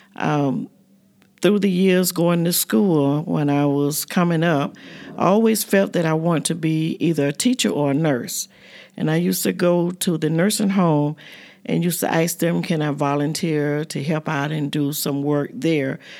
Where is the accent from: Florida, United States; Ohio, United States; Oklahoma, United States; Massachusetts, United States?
Florida, United States; Fort Pierce; moved away as an adult; also born or lived in Maysville, South Carolina; My family moved to Florida, Fort Pierce, when I was about three years old. So I went to school there in Fort Pierce.